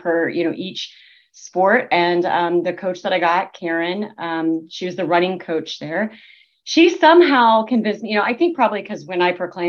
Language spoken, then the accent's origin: English; Austin, Texas, United States; moved away as an adult; now in Atlanta, United States; I'm originally from Austin. I grew up in Texas. I'm living in Atlanta now